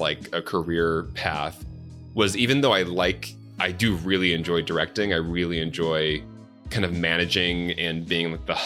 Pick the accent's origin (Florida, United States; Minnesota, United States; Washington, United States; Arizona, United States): Arizona, United States; Chandler; also born or lived in Mesa, Arizona; I grew up mostly in Chandler, Arizona, classic 90s American suburbs